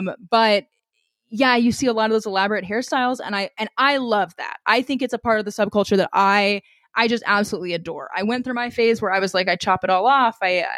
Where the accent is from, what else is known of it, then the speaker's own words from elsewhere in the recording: Missouri, United States; Oh, yes. I grew up in Southwest Missouri. I'm still familiar with that.